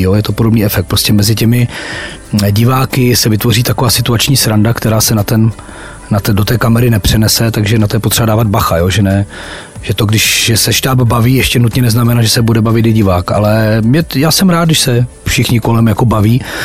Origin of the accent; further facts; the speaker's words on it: Ostrava, Moravian-Silesian Region, Czechia; also born or lived in Havířov; narodil jsem se v Havířově, ale vlastně už po do roka mě rodiče jak si odsunuli do Ostravy